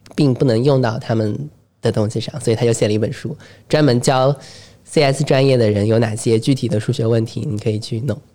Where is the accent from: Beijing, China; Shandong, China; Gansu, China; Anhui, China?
Anhui, China; Hefei; 我是合肥人